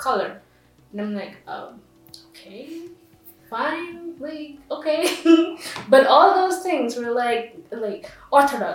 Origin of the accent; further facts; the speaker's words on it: India; moved away as an adult; now in Jerusalem, Israel; I'm from India